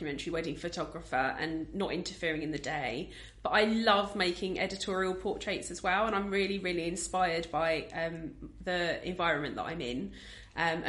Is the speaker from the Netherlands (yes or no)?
no; United Kingdom; I'm British